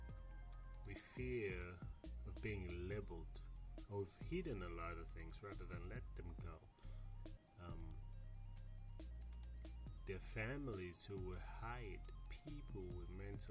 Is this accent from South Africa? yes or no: no; Sierra Leone; moved away; Growing up in Africa, and let me be precise, growing up in Sierra Leone